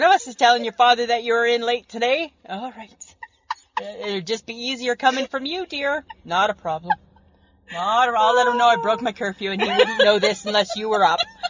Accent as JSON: {"language": "English", "town": "Barrie", "region": "Ontario", "country": "Canada", "tie": "born or raised there", "said": "back where we grew up in Barrie, Ontario"}